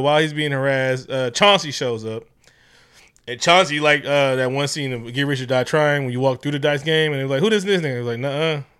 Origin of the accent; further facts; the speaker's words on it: Oakland, California, United States; Growing up in Oakland